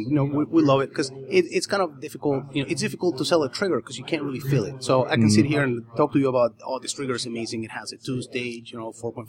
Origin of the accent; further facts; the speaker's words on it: Argentina; now in United States; Originally, I'm from Argentina.